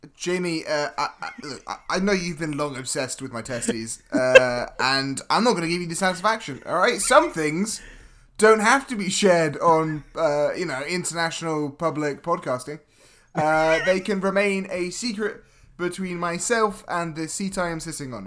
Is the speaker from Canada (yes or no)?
no; Scotland, United Kingdom; my people, and of course my people being the Scottish